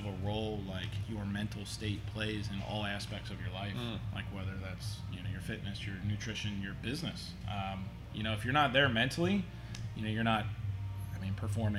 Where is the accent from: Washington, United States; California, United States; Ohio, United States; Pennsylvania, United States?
Ohio, United States; Cincinnati; moved away as an adult; also born or lived in Harrison, Ohio; now in Union, Kentucky, United States; Went to Elder High School on the West Side. Grew up, born and raised on the West Side.